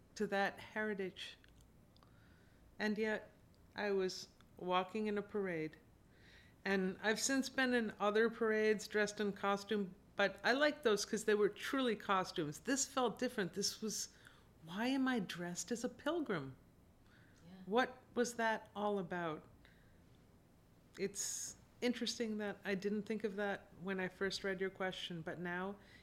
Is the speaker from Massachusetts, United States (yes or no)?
yes; Wilbraham, Massachusetts, United States; also born or lived in Springfield, Massachusetts; I grew up primarily because of the public schools in a town called Wilbraham